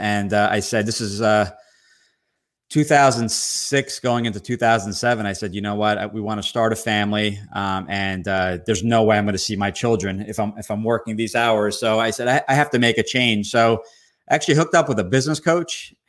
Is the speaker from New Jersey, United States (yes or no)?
yes; Somerset, New Jersey, United States; I was from originally from Somerset near New Brunswick, Rutgers University.